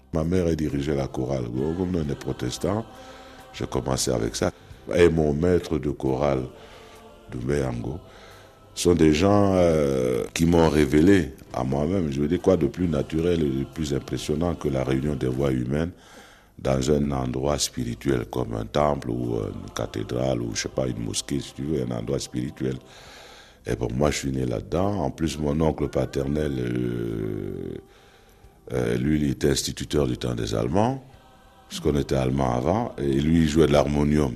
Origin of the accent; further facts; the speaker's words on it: Cameroon; moved away; also born or lived in Brussels, Belgium; chez nous, dans le Makosa